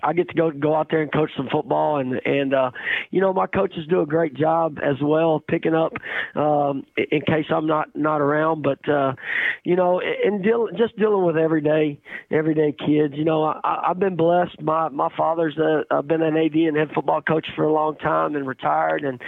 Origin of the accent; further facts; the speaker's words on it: East Texas, United States; I'm from East Texas